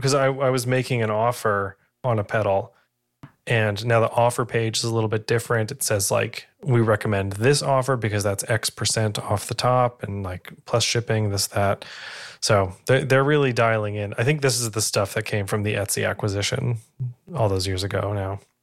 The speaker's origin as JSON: {"language": "English", "region": "New England", "country": "United States", "said": "I am from New England"}